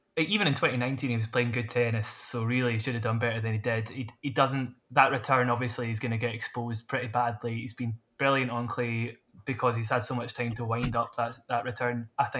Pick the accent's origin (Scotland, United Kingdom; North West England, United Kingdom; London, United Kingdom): Scotland, United Kingdom; It's no secret we're Scottish.